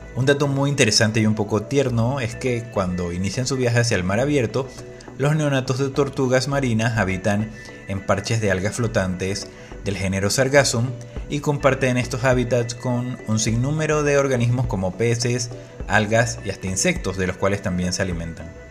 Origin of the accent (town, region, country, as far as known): Panama